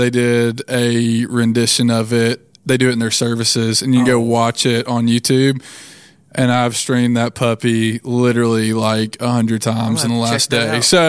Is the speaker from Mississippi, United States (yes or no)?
yes; Tupelo, Mississippi, United States; moved away as an adult; now in Millington, United States; I was born and raised in Tupelo, Mississippi. I went to college at Mississippi State University for a couple years and played basketball at Blue Mountain College for a couple years.